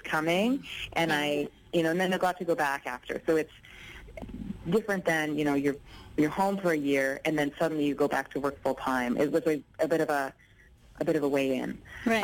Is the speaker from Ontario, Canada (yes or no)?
yes; Ontario, Canada; I'm an actor from Ontario. I live in Toronto